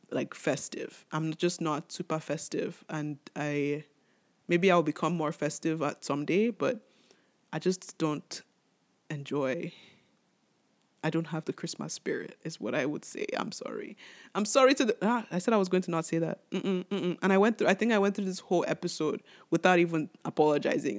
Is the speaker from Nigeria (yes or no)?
yes; Nigeria; I'm Nigerian